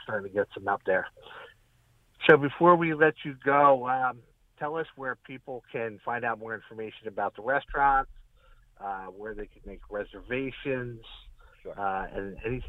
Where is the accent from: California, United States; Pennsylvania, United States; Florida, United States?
Pennsylvania, United States; Bucks County; growing up in Bucks County, having fished for shad